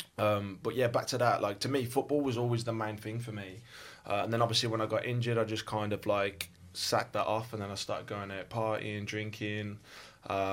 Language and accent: English; West Midlands, United Kingdom; accent: Birmingham; also born or lived in West Bromwich / Birmingham; as you can tell from my accent, I'm from Birmingham. Well, actually, I was born in West Brom, then I kind of moved around like the West Midlands a little bit